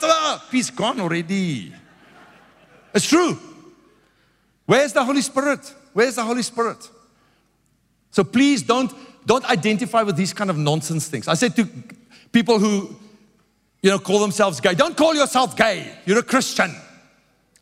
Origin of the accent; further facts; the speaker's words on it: South Africa; I grew up in South Africa. It's very religious people. I'm an Afrikaner